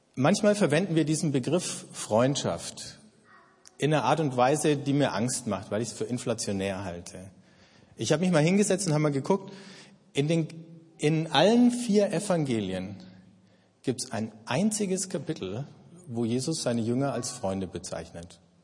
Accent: Germany; Ich bin Deutscher, ich identifiziere mich mit dem Land

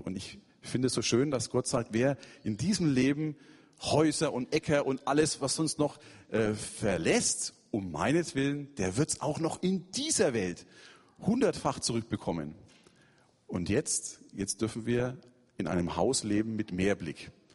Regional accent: Germany; now in Yalova, Turkey; ich Christ bin, weil das nehmen sie an. Ich bin ja Deutscher

